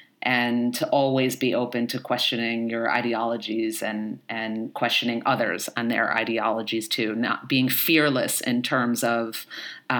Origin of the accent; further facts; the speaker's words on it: New York City, New York, United States; I grew up in the Bronx, I was born in the 70s and grew up in the 80s and 90s in the Bronx